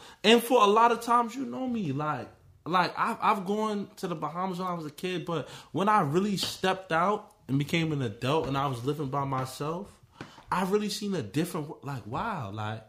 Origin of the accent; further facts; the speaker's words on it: New York City, New York, United States; I grew up in the Bronx.